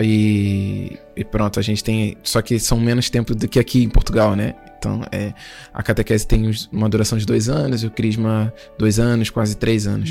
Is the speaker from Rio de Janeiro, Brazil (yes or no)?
yes; Duque de Caxias, Rio de Janeiro, Brazil; sou natural do Rio de Janeiro, né? De uma região lá em Duque de Caxias, que é um município, é a nossa zona.